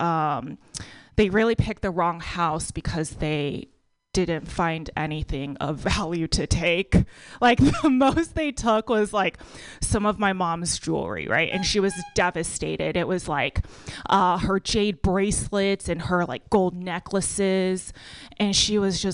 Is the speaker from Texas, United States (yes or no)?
yes; Texas, United States; also born or lived in Bay Area, California; now in San Francisco Bay Area, United States; I was born and raised in Texas